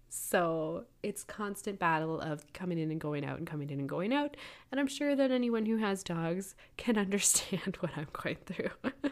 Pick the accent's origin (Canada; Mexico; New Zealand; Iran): Canada; We're from Canada.